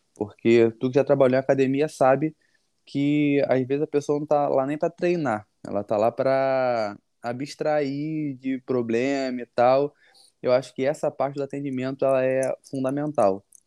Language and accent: Portuguese; Rio de Janeiro, Brazil; Natural do Rio, nascido e criado aqui lá na Norte